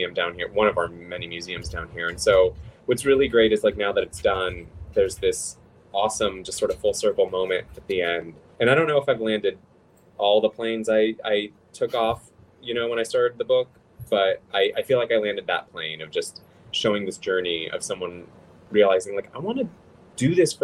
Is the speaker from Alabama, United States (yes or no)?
no; Los Angeles, California, United States; I'm from Los Angeles